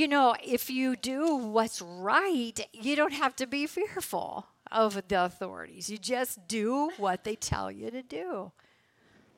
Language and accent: English; United States; As American citizens